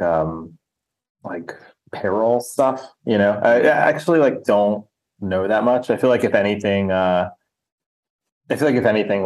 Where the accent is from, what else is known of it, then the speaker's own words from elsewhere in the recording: outside New York City, New Jersey, United States; And New Jersey, so like outside the city.